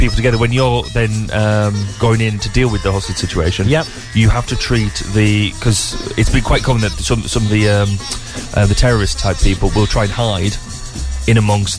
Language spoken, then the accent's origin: English; England, United Kingdom; And yeah, we're English, so it's often a Z.